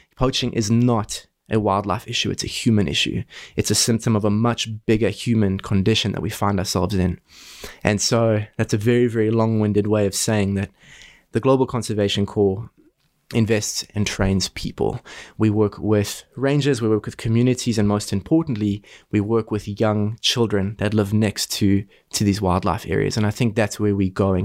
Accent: South Africa; moved away as an adult; also born or lived in Boston, United States; I'm from South Africa. As a kid, I grew up next to our iconic Kruger National Park.

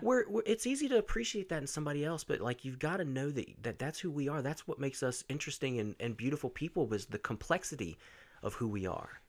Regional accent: Roanoke, Virginia, United States; born or raised there

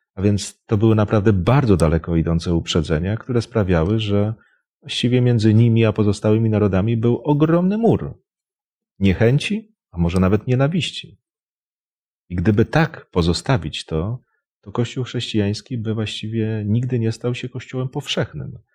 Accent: Poland; jesteśmy Polakami

